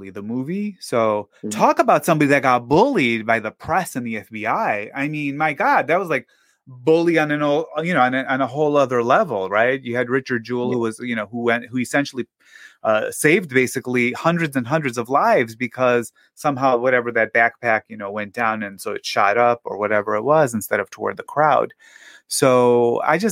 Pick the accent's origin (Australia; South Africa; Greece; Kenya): Greece; now in United States; when I was growing up in Greece